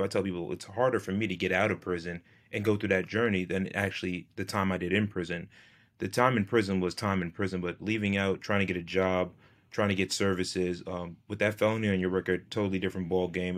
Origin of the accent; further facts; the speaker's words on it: New York, United States; I'm from New York State